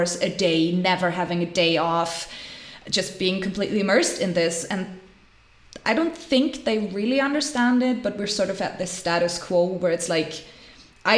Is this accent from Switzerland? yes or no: yes; Switzerland; growing up in Switzerland, I mean, life is privileged here